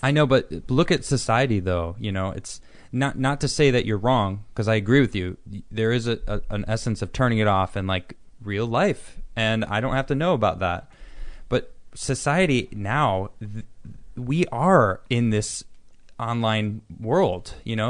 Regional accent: Chicago, Illinois, United States; I'm from Chicago, too

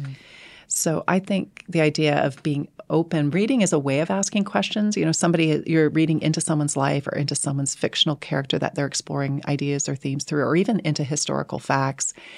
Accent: Canada; I'm speaking as a Canadian here

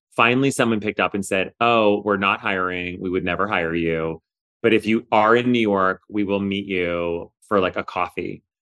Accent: Canada; moved away; also born or lived in Kingston, Ontario; I'm Canadian originally

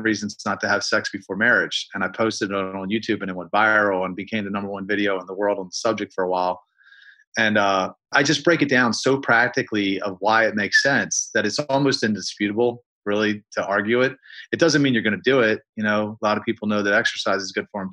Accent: Baltimore, Maryland, United States; I'm from Baltimore, Maryland

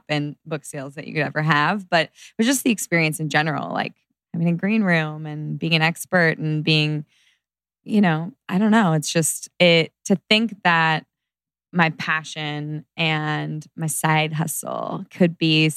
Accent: Orange County, California, United States; moved away as an adult; now in Los Angeles, United States; I grew up in Orange County, so I've got a lot of friends there from high school and college

